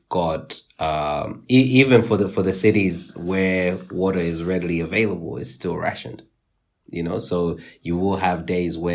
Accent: Nottingham, East Midlands, United Kingdom; where I grew up in Nottingham.

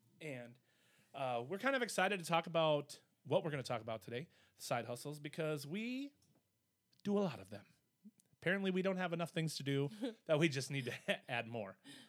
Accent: Midwest, United States; We're from the Midwest, so we don't really like talking about ourselves.

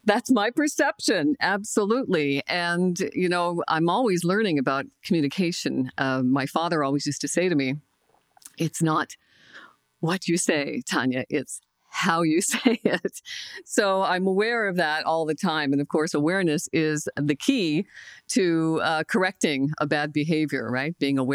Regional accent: Glace Bay, Nova Scotia, Canada; I'm from Cape Breton, Nova Scotia, a small coal mining town called Glace Bay.

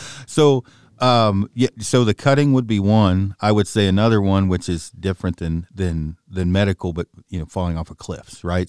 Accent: Oregon, United States; I'm from Oregon

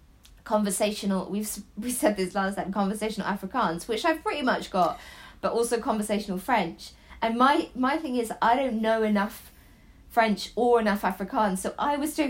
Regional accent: Devon, South West England, United Kingdom; I grew up in Devon, but my dad is Dutch. My granddad was from Iran. My mum is Irish.

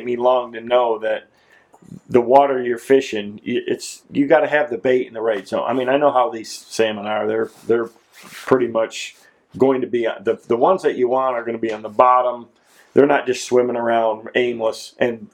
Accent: Michigan, United States; moved away; I grew up doing it in Michigan.

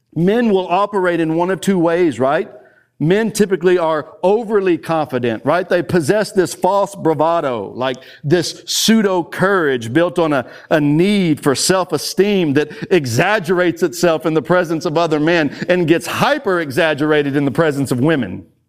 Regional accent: Texas, United States; I am from Texas.

